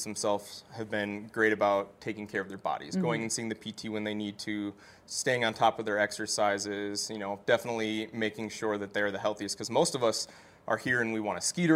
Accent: Minnesota, United States; moved away as an adult; now in Vail, United States; So I grew up playing hockey in Minnesota, graduated high school hockey, played a year of juniors

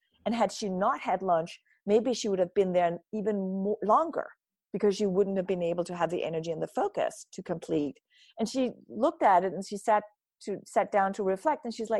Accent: Denmark; I grew up in Denmark. So it's part of my culture that everybody in a company stops for lunch.

